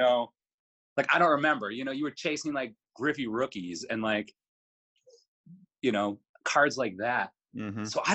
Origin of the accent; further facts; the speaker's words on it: Chicago, Illinois, United States; now in Milwaukee, United States; my family is from Illinois, and I was born in Chicago